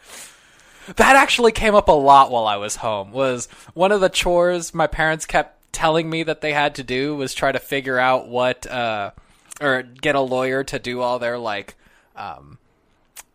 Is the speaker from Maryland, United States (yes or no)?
no; Sacramento, California, United States; also born or lived in Las Vegas; now in New York, United States; I'm from Sacramento. I went back home, hung out with my parents for 4 months